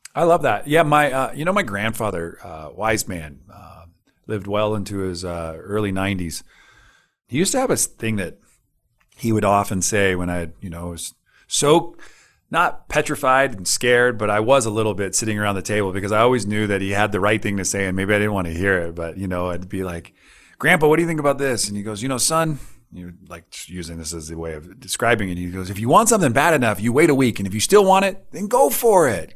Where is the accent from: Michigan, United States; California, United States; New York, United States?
California, United States; Northern; I'm from Northern California